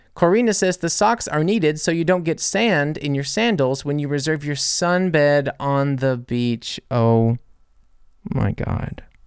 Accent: United States; I'm American

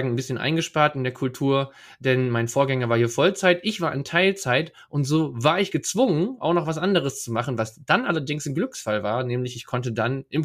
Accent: Leer, Lower Saxony, Germany; Ich komme aus Leer, ja, Leer, Ostfriesland, das Tor Ostfrieslands kann man auch sagen. Da bin ich geboren und aufgewachsen

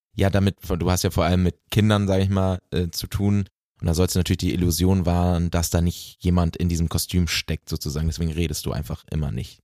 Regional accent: Bielefeld, North Rhine-Westphalia, Germany; moved away; in meiner Heimat nach äh, Bielefeld

